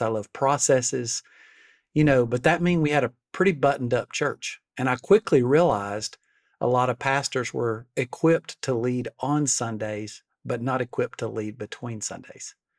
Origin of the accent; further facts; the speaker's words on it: Alabama, United States; I'm from Alabama. We're 48th on every national list